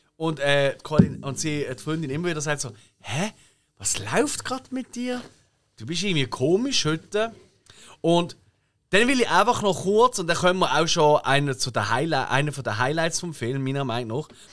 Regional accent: Basel, Basel-Stadt, Switzerland; wir sind Basler

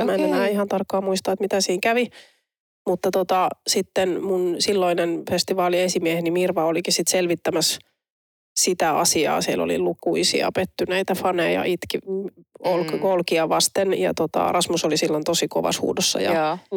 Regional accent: Turku, Southwest Finland, Finland; kun mä oon Turusta kotoisin

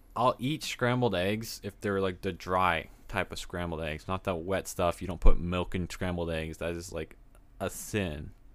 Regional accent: Texas, United States; I'm from Texas

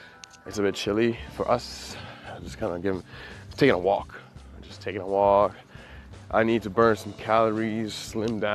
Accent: Midwest, United States; now in Hawaii, United States; I'm from the Midwest

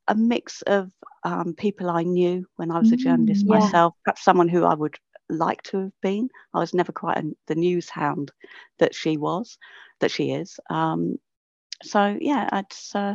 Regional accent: Northolt, London, United Kingdom; I'm from Northolt

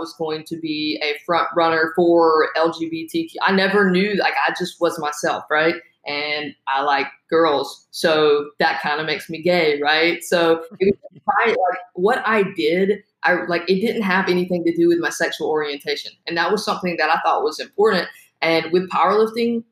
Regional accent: South Carolina, United States; moved away; I'm from South Carolina originally

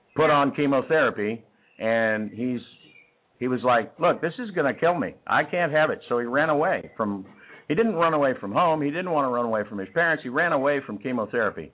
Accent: Texas, United States; accent: Texas; people always tell me they love my Texas accent

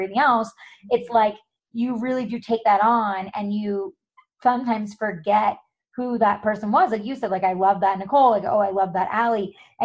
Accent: New York, United States; moved away as an adult; now in California, United States; I'm originally from New York. I moved out here over a decade ago

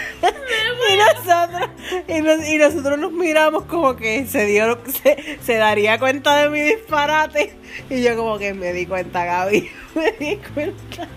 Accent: Arecibo, Puerto Rico; accent: puertorriqueño; Pues somos puertorriqueños. Así que casi pues somos de Arecibo

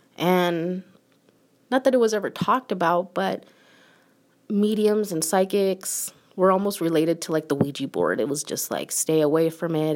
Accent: United States; I'm an American, born and raised.

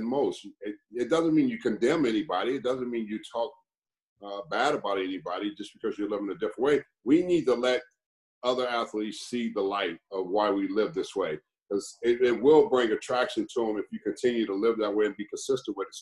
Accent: Los Angeles, California, United States; I grew up in Los Angeles, California, went to a school called Crenshaw High.

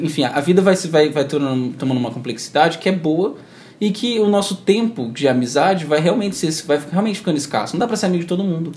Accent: Campo Grande, Mato Grosso do Sul, Brazil; moved away as an adult; now in Campinas, Brazil; Eu sou daqui de Campo Grande, e mas eu, mas eu não moro aqui atualmente, eu tô morando em Campinas, São Paulo

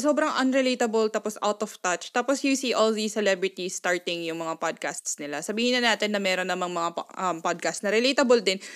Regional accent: Pampanga, Central Luzon, Philippines; first language Kapampangan; Tagalog is a second language; now in Japan; ang first language namin pare-parehas ay Kapampangan

